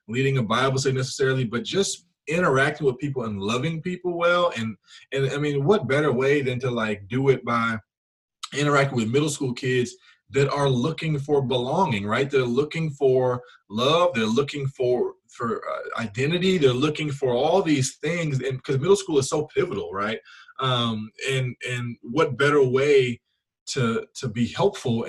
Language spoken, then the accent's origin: English; Memphis, Tennessee, United States; I'm from Memphis originally